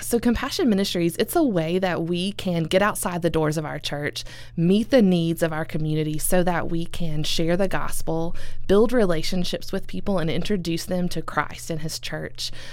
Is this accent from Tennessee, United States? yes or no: yes; Elizabethton, Tennessee, United States; also born or lived in South Asia / Nashville, Tennessee; I am originally from Elizabethton, Tennessee, so up in the northeast corner. Grew up there